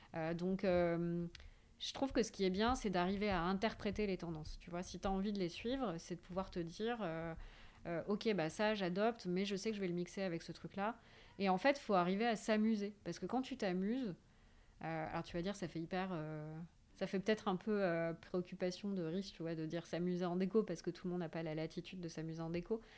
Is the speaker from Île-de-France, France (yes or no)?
yes; Paris, Île-de-France, France; je suis parisienne et euh, c'est une ville qui m'apporte beaucoup